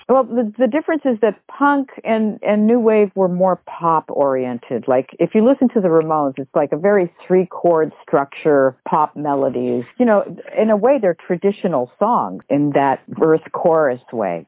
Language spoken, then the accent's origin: English; United States; being an American